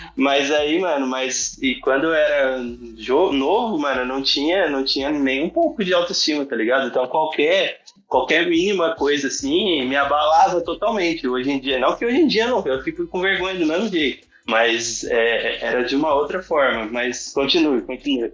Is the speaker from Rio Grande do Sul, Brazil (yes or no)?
no; Guaratinguetá, São Paulo, Brazil; Sou de Guaratinguetá, interior de São Paulo